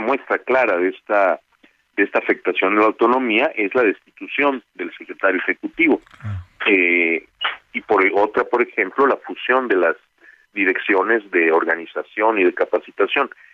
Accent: Mérida, Yucatán, Mexico; moved away as an adult; now in Mexico City, Mexico; yo vengo de Mérida. Mi familia tiene su casa en Mérida

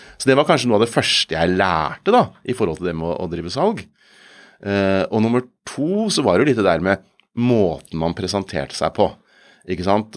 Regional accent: Kongsberg, Buskerud, Norway; jeg kommer fra Kongsberg

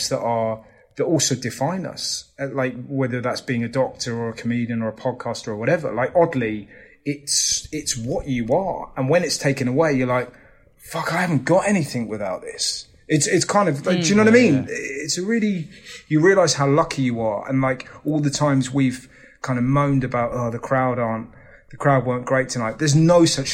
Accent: England, United Kingdom; as an Englishman

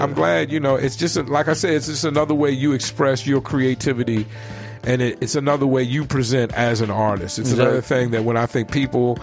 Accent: Richmond, Virginia, United States; moved away as an adult; now in Phoenix, United States; I'm from Richmond

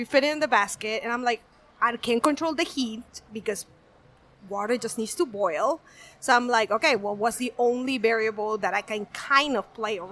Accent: Peru; moved away as an adult; also born or lived in Seattle, Washington; now in Miami, United States; Originally from Peru. Mm-hmm. So I was raised in the land of ceviche.

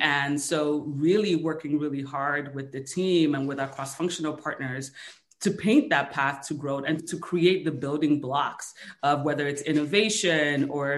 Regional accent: United States; So I say I'm Nigerian American because it just gives people a greater sense of context for all the different pieces of me that kind of made me who I am today.

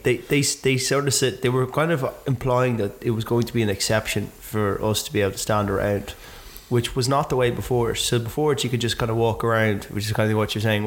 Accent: Ireland

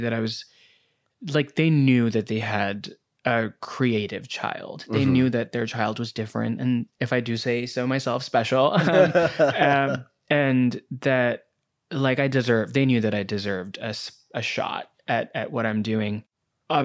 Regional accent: New Delhi, Delhi, India; moved away as an adult; now in United States; Yeah, I grew up in New Delhi, which is in India. Mm-hmm. And I moved here to go to college at 18.

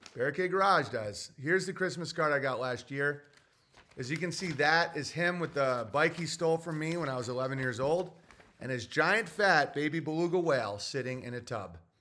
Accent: Oswego, New York, United States; I'm from Oswego, New York. Yeah, like, the townies are like animals, and that's my upbringing

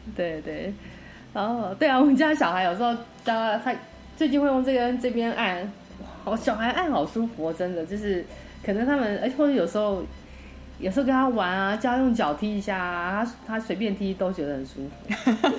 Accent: Taiwan; now in United States; 我以前小时候在台湾

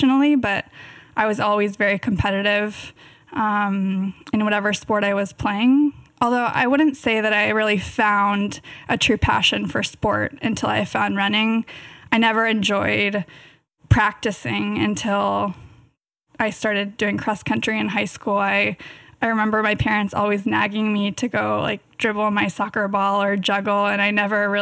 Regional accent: Davis, California, United States; born or raised there

